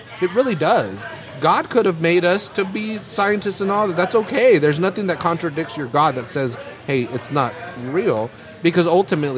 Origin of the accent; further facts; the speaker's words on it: Salinas, California, United States; We're from Salinas. We all grew up poor.